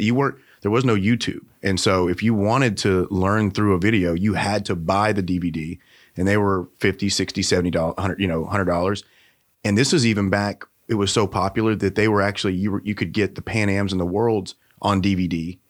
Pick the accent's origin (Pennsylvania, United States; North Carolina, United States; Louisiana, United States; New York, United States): Louisiana, United States; Shreveport; moved away as an adult; now in Arkansas, United States; I'm originally from Shreveport, Bossier